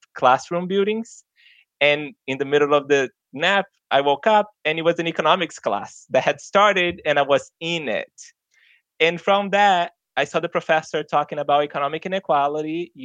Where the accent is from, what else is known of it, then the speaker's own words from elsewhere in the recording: Brazil; English is a second language; moved away as an adult; now in United States; I grew up very low income in Brazil.